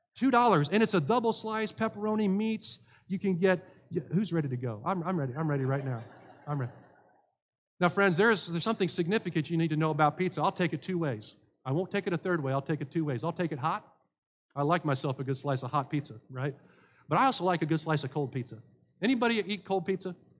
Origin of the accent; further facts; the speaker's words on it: Dayton, Ohio, United States; moved away; When I grew up in God's church, a little Lutheran church, Mount Calvary Lutheran Church in Dayton, Ohio